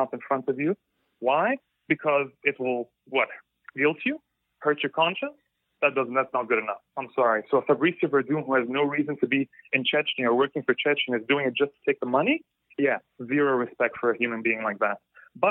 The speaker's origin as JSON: {"language": "English", "country": "Egypt", "said": "I'm from Egypt. I can read in Arabic"}